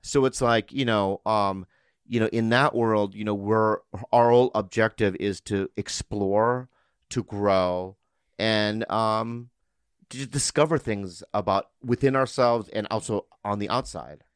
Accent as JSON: {"language": "English", "country": "United States", "said": "I'm an American"}